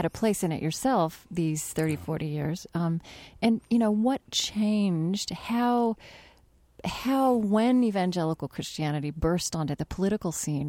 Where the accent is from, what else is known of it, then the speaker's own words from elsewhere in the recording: United States; Right, because in the evangelical churches I grew up in the Southern Baptist churches I grew up in, I think in the entire mainstream evangelical life in this country